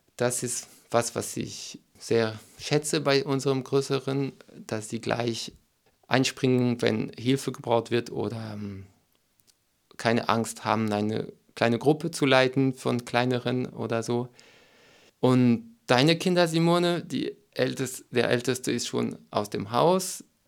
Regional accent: France; German is a second language; moved away as an adult; also born or lived in Berlin, Germany; now in Sieben Linden, Germany; Ich komme aus Frankreich und habe nach acht Jahren Deutschland den Weg zum Ökodorf gefunden

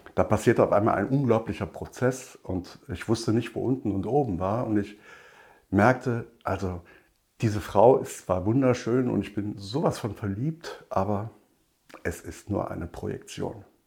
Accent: Rhineland, Germany; bei uns im Rheinland

